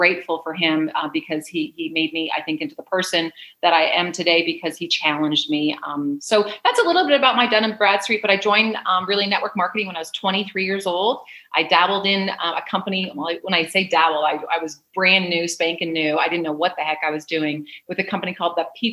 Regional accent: Canada; moved away as an adult; also born or lived in San Diego / Wilmington; now in Mexico; I'm originally from Canada. And I lived most of my life there until I was 28

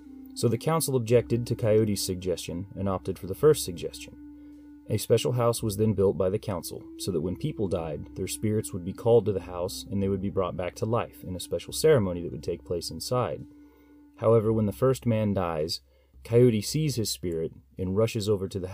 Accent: United States; as an American

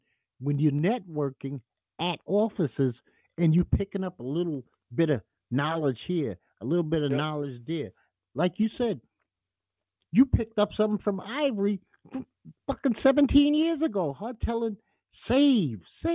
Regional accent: New York City, New York, United States; I'm from Bed-Stuy. I'm not very far from Marcy Projects

